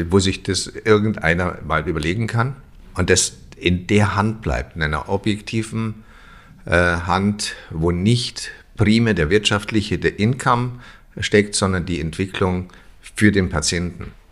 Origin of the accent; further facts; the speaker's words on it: Germany; Das ist ja so, wenn man so will, als Deutscher auch so, man ist ja so Bedenkenträger.